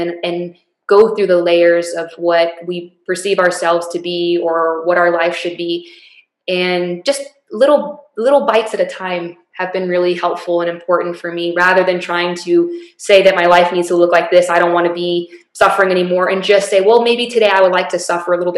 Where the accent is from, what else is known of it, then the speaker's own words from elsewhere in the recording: El Paso, Texas, United States; my hometown of El Paso